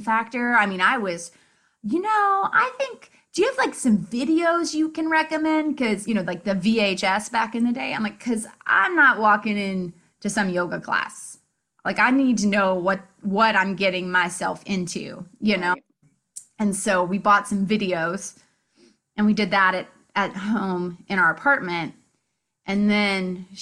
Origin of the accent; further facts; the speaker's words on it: Indiana, United States; moved away as an adult; also born or lived in Chicago, Illinois; now in Marietta, Georgia, United States; I'm from Indiana